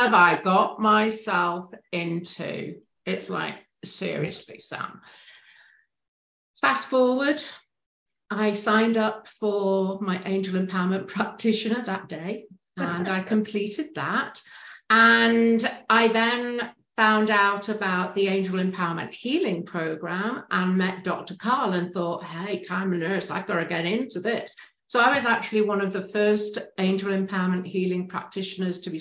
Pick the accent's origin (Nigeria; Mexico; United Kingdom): United Kingdom; moved away as an adult; now in Canada; you can tell from the accent, I'm a Brit. I just moved to Canada.